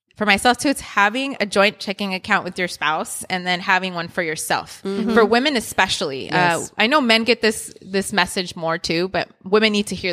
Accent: Inglewood, California, United States; I grew up in Inglewood

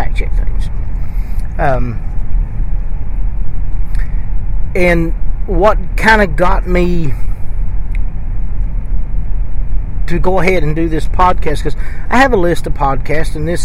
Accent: Appalachia, United States; accent: mountain; I don't try to mask my accent or even say things completely differently than I would normally say them. I'm not as mountain, maybe you'd say, as some people

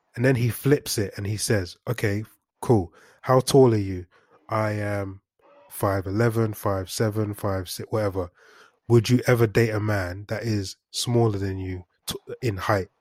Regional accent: London, United Kingdom; I'm not from any hood. I'm from Highbury Hills

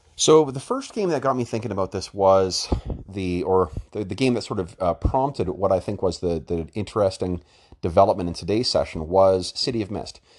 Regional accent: Winnipeg, Manitoba, Canada; Winnipeg, uh, my hometown

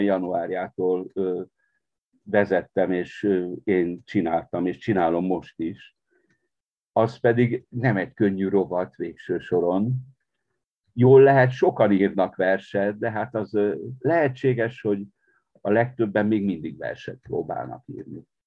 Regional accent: Partium, Romania; also born or lived in Marosvásárhely (Târgu Mureș); now in Târgu Mureș, Romania; én a Párciumban születtem, de a családból mindenki, mindenki belső erdélyi azért.

